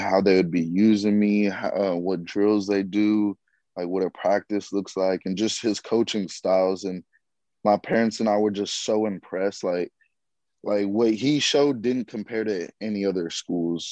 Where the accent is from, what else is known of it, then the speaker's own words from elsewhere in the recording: Austin, Texas, United States; now in Fayetteville, United States; I'm from Austin, Texas.